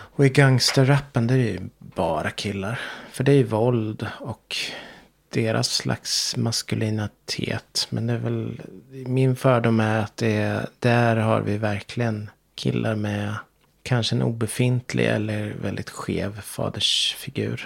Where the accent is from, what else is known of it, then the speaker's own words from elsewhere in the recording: Sweden; min plikt som svensk